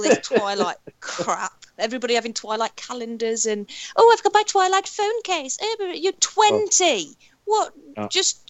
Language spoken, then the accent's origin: English; United Kingdom; for being British